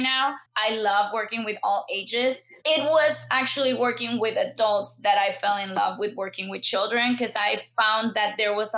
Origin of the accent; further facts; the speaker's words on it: Mexico; first language Spanish; English is a second language; moved away; I'm born and raised in Mexico. So I'm a hardcore Mexican